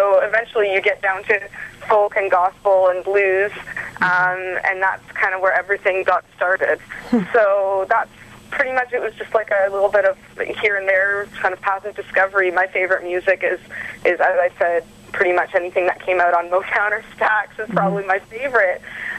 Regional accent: Ontario, Canada; Well, I'm from Ontario. I've lived pretty much in a bunch of different cities. I'm kind of living a nomadic life, actually.

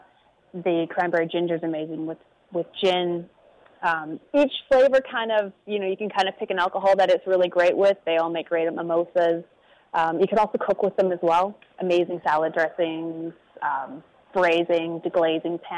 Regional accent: Pemberton, British Columbia, Canada; I have a farming background. I grew up in Pemberton

